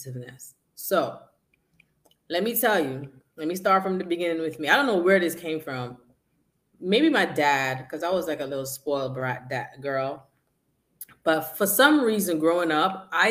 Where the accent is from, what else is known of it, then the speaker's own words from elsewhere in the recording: Jamaica; I'm from Jamaica and we are very respectful